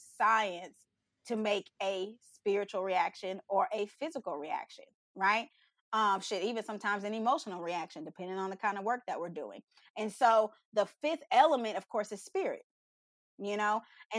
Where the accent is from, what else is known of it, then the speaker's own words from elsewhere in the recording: Texas, United States; I'm from Texas. Yeah. Okay. H-Town, hold it down.